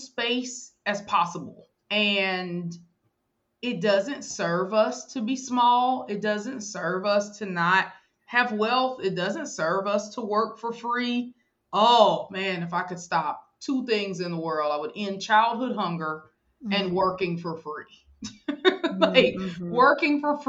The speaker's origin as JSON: {"language": "English", "town": "Mobile", "region": "Alabama", "country": "United States", "tie": "born or raised there"}